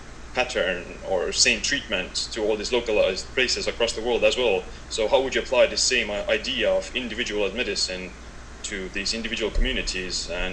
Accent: Estonia; I'm from Estonia.

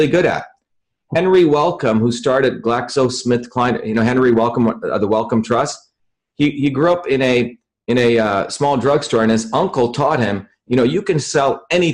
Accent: India; moved away; I grew up in India where my grandmother was a real healer.

